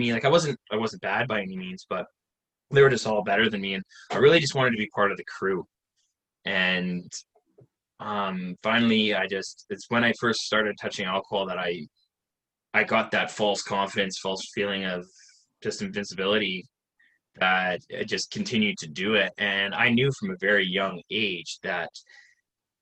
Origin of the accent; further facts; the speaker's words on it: Salmon Arm, British Columbia, Canada; I'm actually from Canada, little town of 18,000 people called Salmon Arm in British Columbia